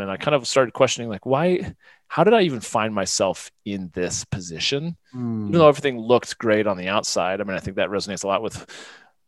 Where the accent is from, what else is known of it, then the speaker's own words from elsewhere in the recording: Midwest, United States; also born or lived in Florida / Northeast US; now in Colorado, United States; we moved when I was like eight or nine to the Midwest, which is primarily where I lived the majority of my life. But I definitely, of course, it definitely shaped me in many regards. But I kind of grew up having a traditional, you know, blue collar, Midwestern, you know, childhood